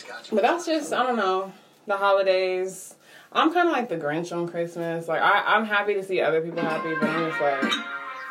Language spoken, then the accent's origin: English; Los Angeles, California, United States; now in Las Vegas, United States; I'm from Los Angeles